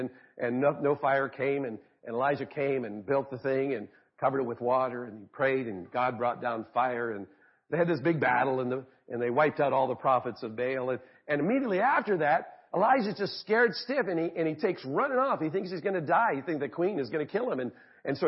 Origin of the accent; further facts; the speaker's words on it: Arizona, United States; I grew up in Arizona